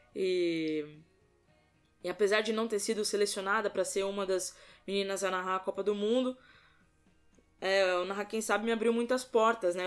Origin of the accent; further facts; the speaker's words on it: São Paulo, Brazil; sou paulista, tenho 26